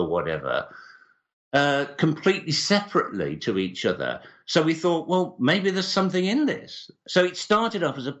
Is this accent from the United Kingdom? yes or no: yes; Birmingham, West Midlands, United Kingdom; moved away; I came from Birmingham